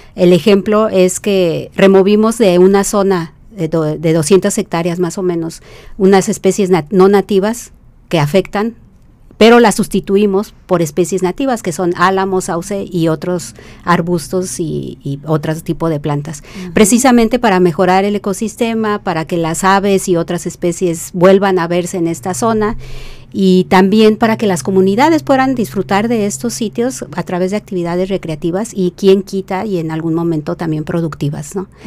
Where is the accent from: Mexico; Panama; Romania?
Mexico; Mexico City; moved away as an adult; also born or lived in Ensenada, Baja California / United Kingdom / Campeche; now in Baja California, Mexico; Soy originaria de la Ciudad de México